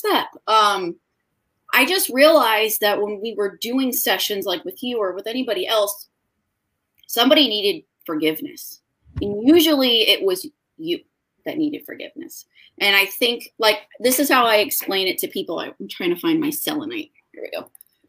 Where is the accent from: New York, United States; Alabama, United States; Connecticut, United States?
Connecticut, United States; East Haven; I am from technically East Haven, Connecticut